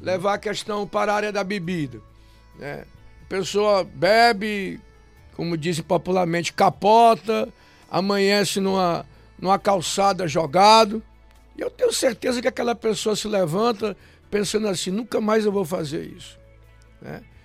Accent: Fortaleza, Ceará, Brazil; eu nasci na cidade de Fortaleza, lá no centro mesmo, no miolozinho da cidade

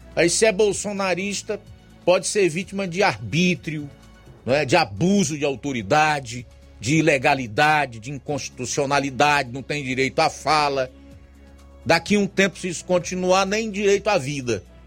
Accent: Brazil; Eu sou brasileiro

